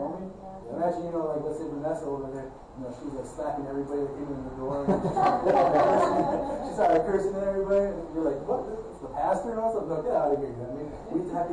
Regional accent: Chicago, Illinois, United States; being born in Ravenswood Hospital

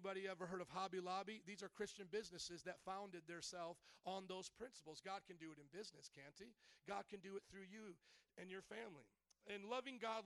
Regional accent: the South, United States; I come from the South

